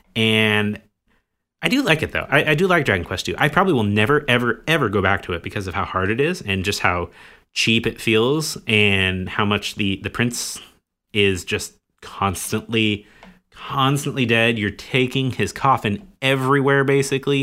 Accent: United States

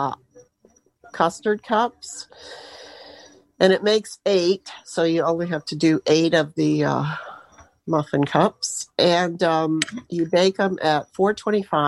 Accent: New Hampshire, United States; growing up in New Hampshire, we didn't have a lot of New Year's traditions

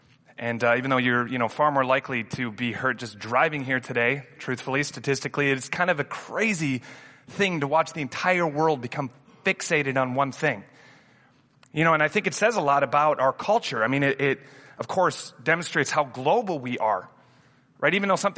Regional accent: Amsterdam, North Holland, Netherlands; first language Dutch; English is a second language; I grew up in Amsterdam. I learned to read and write in Dutch before English. I was very much a Dutch kid

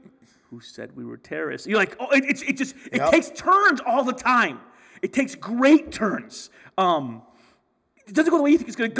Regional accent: Michigan, United States; I've been to California, and because I'm from Michigan.

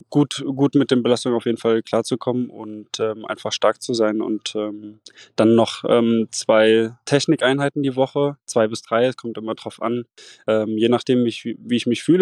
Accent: Mainz, Rhineland-Palatinate, Germany; now in Rostock, Germany; ich habe in Mainz trainiert und bin auch immer noch ähm, ja, mit meiner Heimat verbunden, bin auch noch öfters in Mainz und starte ja auch noch für den USC Mainz. Ähm, ich bin dann nach Rostock gezogen

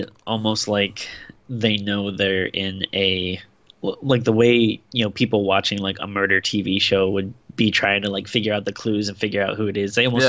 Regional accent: Rhode Island, United States; Shout out to my home state.

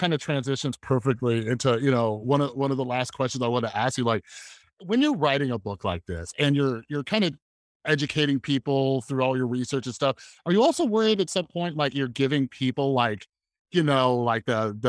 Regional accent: Santa Barbara, California, United States; from Santa Barbara.

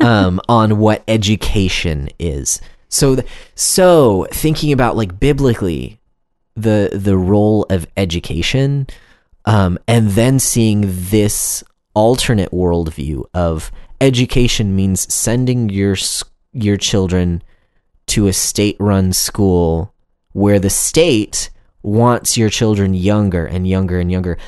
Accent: United States; me as an American

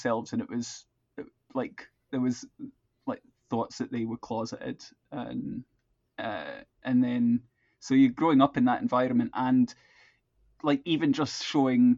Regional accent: Perth, Scotland, United Kingdom; moved away as an adult; also born or lived in Croydon, London / Glasgow; now in Edinburgh, United Kingdom; where I was originally born in Croydon, sort of now part of South London more officially. And I lived there till I was about five. So all my sort of very early memories come from around that area. And then my family moved up to Perth in Scotland

